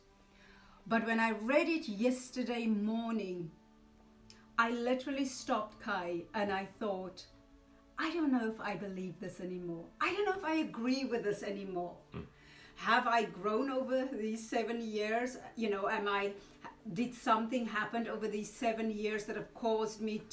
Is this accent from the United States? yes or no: no; South Africa; now in Wales, United Kingdom; I'm a South African, more Welsh, but I'm South African. I'm saying more Welsh because I haven't lived in that country for so long.